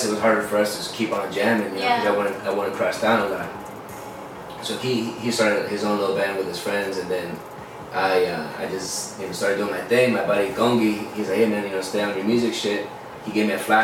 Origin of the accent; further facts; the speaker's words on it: Tecate, Baja California, Mexico; moved away; also born or lived in Spring Valley, California, United States; From Tecate